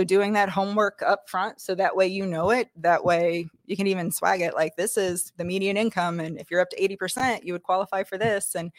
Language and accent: English; Brookville, Indiana, United States; Brookville, Indiana.